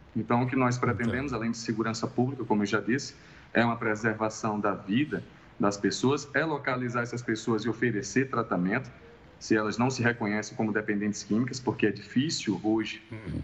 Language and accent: Portuguese; Northeast Region, Brazil; no Nordeste, de onde eu sou